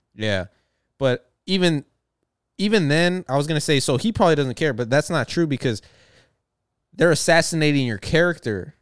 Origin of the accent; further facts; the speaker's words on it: the South, United States; I'm from the South